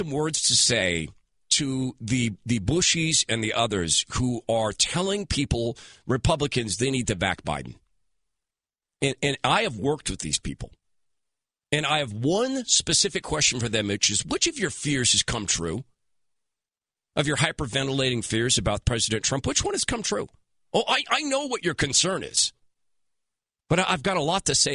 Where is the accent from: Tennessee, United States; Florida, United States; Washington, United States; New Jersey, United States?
Washington, United States; Seattle; I am from Seattle.